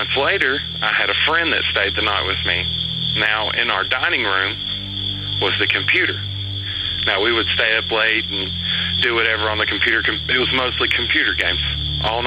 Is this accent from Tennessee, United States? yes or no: yes; Lewisburg, Tennessee, United States; accent: Southern; I grew up on a street called Haines Street here in Lewisburg, Tennessee, and I lived there all my life